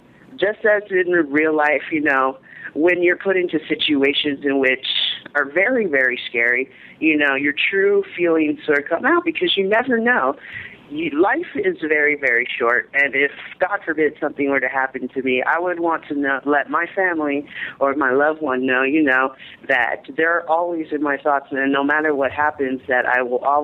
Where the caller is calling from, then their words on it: San Bernardino, California, United States; I'm actually calling from San Bernardino. I'm at school right now.